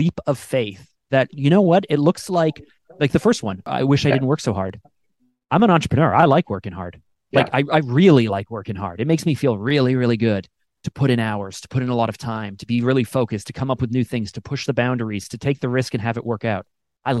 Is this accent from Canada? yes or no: yes; Canada; I'm Canadian actually.